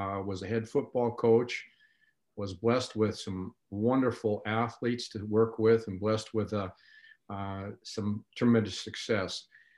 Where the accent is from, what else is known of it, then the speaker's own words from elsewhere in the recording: Long Island, New York, United States; also born or lived in Wyoming / North Dakota; I grew up in New York, out in Long Island, then spent time in Wyoming, and then eventually in North Dakota.